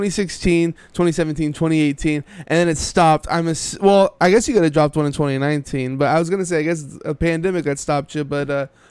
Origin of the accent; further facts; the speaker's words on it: Texas, United States; I'm a fellow Texan here.